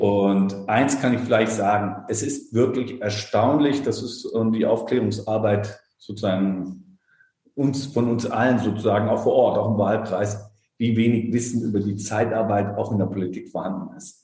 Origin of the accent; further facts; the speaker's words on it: Darmstadt, Hesse, Germany; moved away as an adult; also born or lived in Frankfurt am Main; now in Berlin, Germany; bin ich in Darmstadt geboren, dort auch aufgewachsen